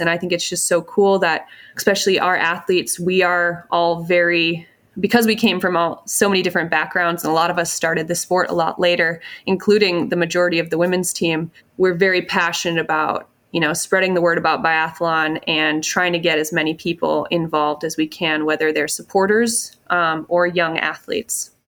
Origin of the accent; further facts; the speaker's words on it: Pulaski, Wisconsin, United States; I grew up outside of Green Bay, Wisconsin